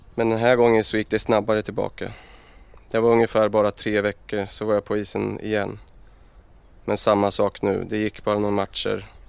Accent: Örebro, Örebro County, Sweden; jag är uppvuxen, uppvuxen i Örebro och eh, ute i Adolfsberg

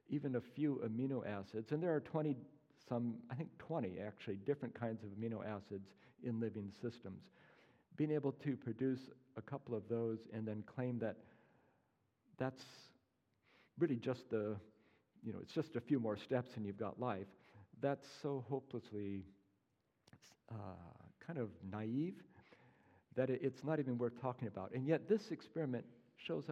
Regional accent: Pacific Northwest, United States; moved away; I'm from the Pacific Northwest originally

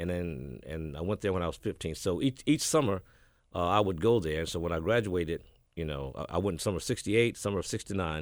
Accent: Batesville, Mississippi, United States; born or raised there; also born or lived in Houston, Texas; now in Memphis, United States

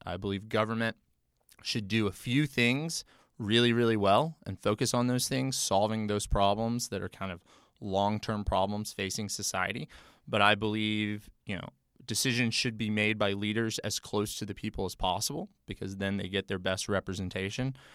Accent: Memphis, Tennessee, United States; moved away as an adult; now in Nashville, United States; I'm a native Tennessean, born and raised in Memphis

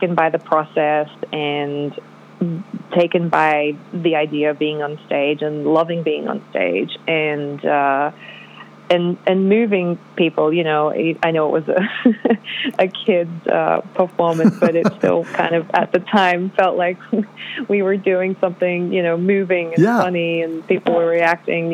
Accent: Australia; first language Polish; English is a second language; I was born in Australia, so I'm pretty much the only Australian in my family, actually, and because my parents' first language was Polish, they taught me Polish first as well, even though I was growing up in Australia

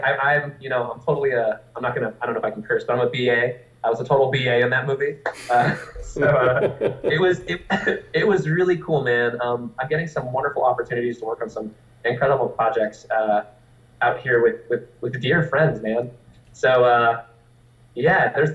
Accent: Bay Area, California, United States; moved away as an adult; also born or lived in Orange County, California; now in Dallas-Fort Worth, United States; I'm from California originally. I'm from the Bay Area

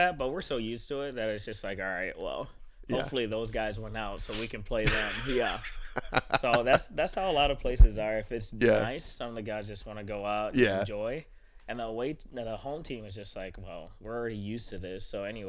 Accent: Michigan, United States; I'm from Michigan, too

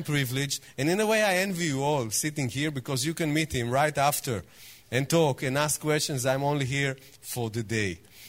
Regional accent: Jerusalem, Jerusalem District, Israel; Shalom. I came all the way from Israel, from Jerusalem, to say to you two words in Hebrew.

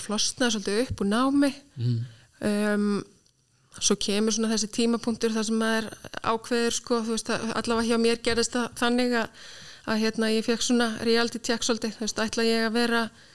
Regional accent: Reykjavík, Capital Region, Iceland; moved away as an adult; also born or lived in United Kingdom; ég er alveg vestubæðingur í sko húð og hár og mikill káringur

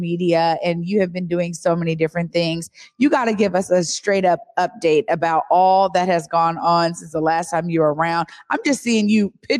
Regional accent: Seattle, Washington, United States; Omari and I grew up in the Central District

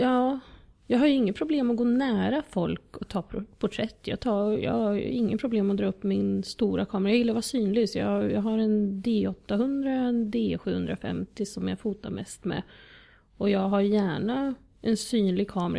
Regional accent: Eskilstuna, Södermanland, Sweden; moved away as an adult; also born or lived in Moscow, Russia / Southern France; now in Djursholm, Sweden; Född och uppvuxen i Eskilstuna, absolut inte i Djursholm

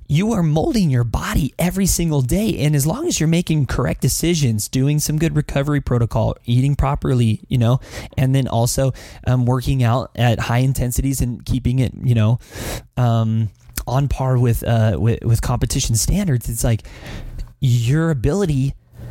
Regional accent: Las Vegas, Nevada, United States; also born or lived in Philippines; I'm from Vegas

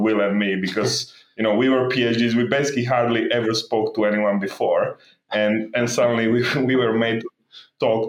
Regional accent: Slovakia; moved away; also born or lived in Belgium / London, United Kingdom; I grew up actually in Slovakia and then moved to Belgium before eventually ending up in London

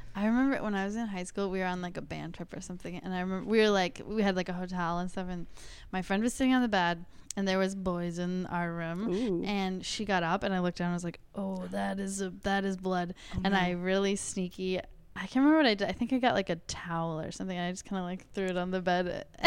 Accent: Wisconsin, United States; I am from Wisconsin

